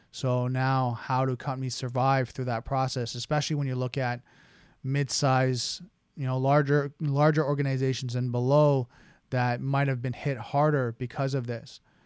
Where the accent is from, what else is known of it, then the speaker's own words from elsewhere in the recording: Canada; being a Canadian and, you know, the little brother from the north